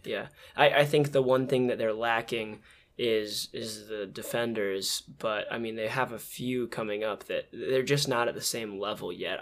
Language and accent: English; United States; I'm American